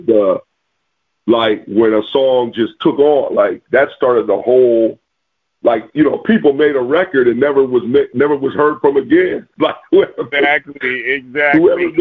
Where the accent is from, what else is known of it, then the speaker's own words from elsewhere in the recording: the Midwest, Illinois, United States; I grew up in the Midwest